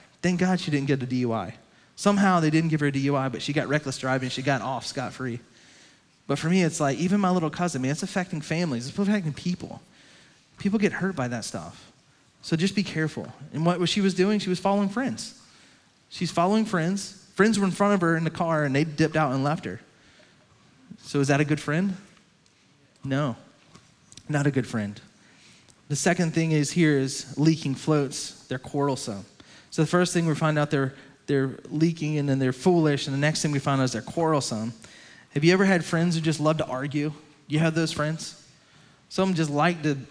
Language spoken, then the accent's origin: English; Lowcountry, South Carolina, United States; my hometown, down to Lowcountry